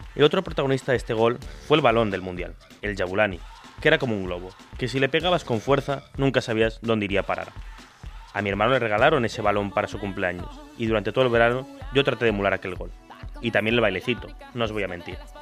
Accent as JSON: {"language": "Spanish", "country": "Argentina", "also_born_or_lived": "Spain", "moved": "yes", "said": "los comerciales argentinos para los mundiales, que eran muy populares en mi país"}